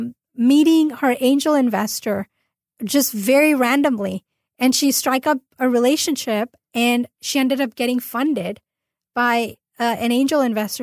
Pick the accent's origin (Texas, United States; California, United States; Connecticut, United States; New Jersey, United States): California, United States; Orange County; I'm actually from LA area. I'm from Orange County